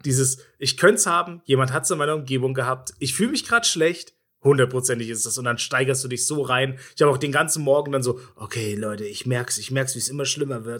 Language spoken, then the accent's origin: German; Bavaria, Germany; accent: Bavarian; also born or lived in eastern Germany; nachdem ich ein paar Jahre in Bayern gewohnt habe, also sagen wir so acht Jahre oder sowas, bin ich in, als Jugendlicher oder sechs Jahre, bin ich wieder in den Osten